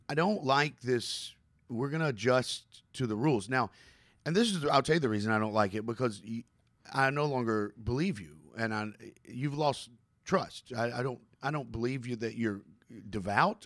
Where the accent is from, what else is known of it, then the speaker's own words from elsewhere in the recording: Kentucky, United States; I'm from Kentucky